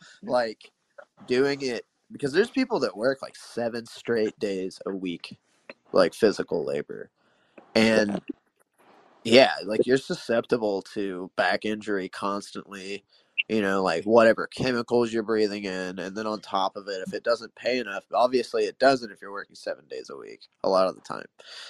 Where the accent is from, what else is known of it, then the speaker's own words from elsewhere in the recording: Kansas, United States; now in Missouri, United States; in Missouri, and I'm from Kansas.